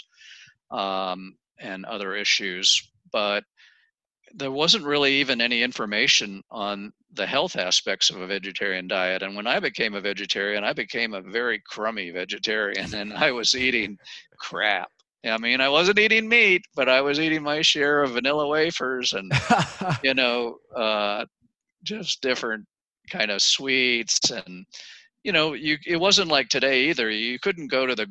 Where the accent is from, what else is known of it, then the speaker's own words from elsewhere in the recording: Maryland, United States; moved away as an adult; also born or lived in Ohio / Oregon; I grew up in Maryland